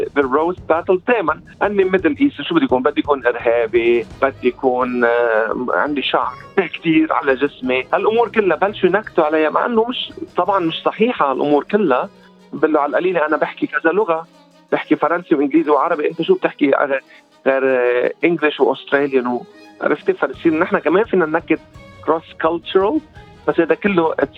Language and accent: Arabic; Lebanon; now in Australia; كوميدي لبناني أسترالي